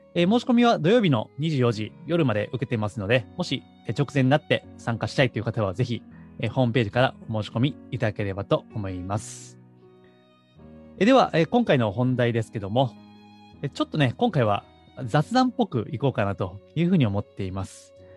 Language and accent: Japanese; Osaka, Japan; moved away; 高校は地元の進学校だったんですね。えーまあ、当時大阪ですけども、大阪の地元では一番こう偏差値の高い高校に